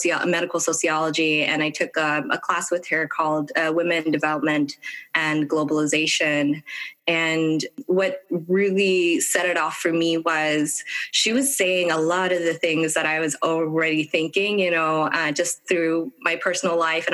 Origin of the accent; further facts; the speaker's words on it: Ethiopia; now in United States; I'm originally from Ethiopia and immigrated here